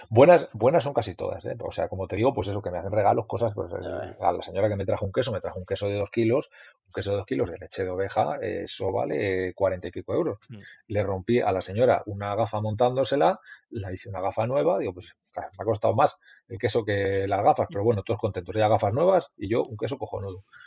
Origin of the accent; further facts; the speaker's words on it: Mayorga, Castile and León, Spain; es un pueblo de Castilla